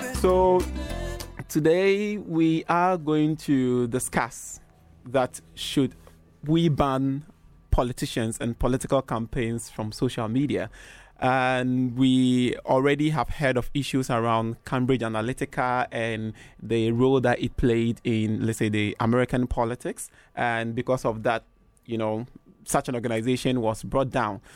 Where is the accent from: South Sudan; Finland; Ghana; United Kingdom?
Ghana; I'm from Ghana.